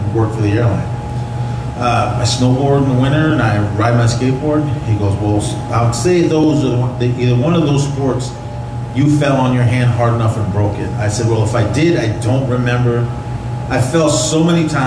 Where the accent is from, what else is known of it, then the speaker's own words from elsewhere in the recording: Oakland, California, United States; now in Nebraska, United States; I grew up in Oakland, California